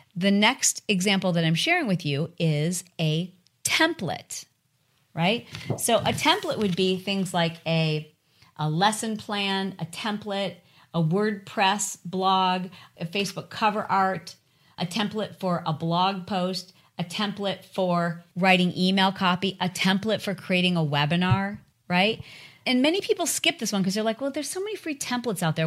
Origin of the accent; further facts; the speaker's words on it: Michigan, United States; I'm from Michigan